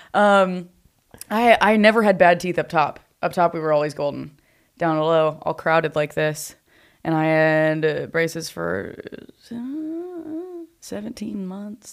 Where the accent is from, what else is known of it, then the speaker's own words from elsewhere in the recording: Nashville, Tennessee, United States; now in Los Angeles, United States; I'm, I'm from Nashville